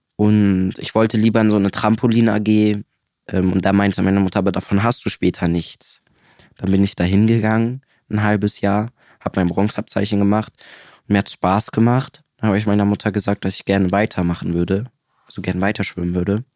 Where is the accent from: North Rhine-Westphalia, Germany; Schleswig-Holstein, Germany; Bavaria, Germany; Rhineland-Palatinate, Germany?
North Rhine-Westphalia, Germany; Siegburg; Ich komme aus Siegburg